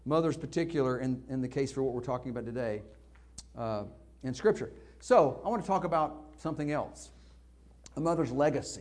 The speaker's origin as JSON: {"language": "English", "region": "Northeast Arkansas", "country": "United States", "tie": "born or raised there", "moved": "yes", "said": "When I was a kid and growing up in Northeast Arkansas"}